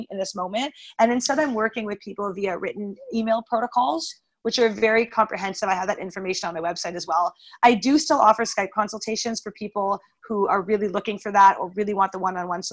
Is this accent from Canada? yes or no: yes; Montreal, Quebec, Canada; moved away as an adult; also born or lived in Florida; I'm from Montreal